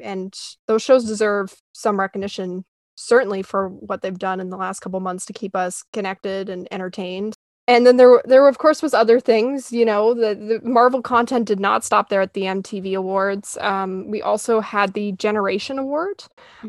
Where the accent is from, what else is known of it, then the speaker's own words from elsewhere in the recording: Canada; I'm Canadian